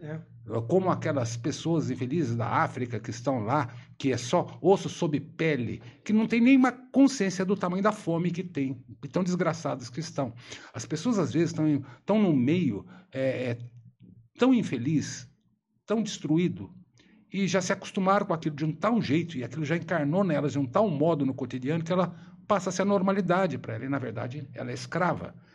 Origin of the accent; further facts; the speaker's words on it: São Paulo, Brazil; sou paulista